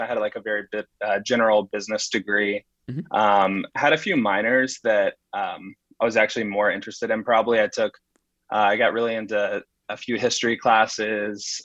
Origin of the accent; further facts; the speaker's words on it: Huntsville, Alabama, United States; moved away as an adult; now in New York, United States; so I grew up in uh, Huntsville, Alabama